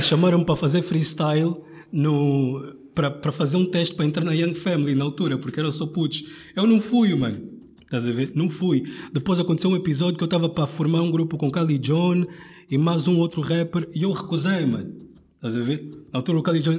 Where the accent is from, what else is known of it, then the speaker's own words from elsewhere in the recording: Angola; now in Portugal; eu sou angolano